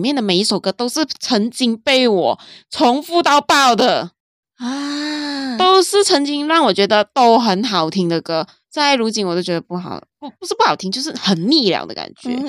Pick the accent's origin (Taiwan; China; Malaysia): Malaysia; 我身为马来西亚人，正正宗宗马来西亚人，嗯，马来西亚有很多美食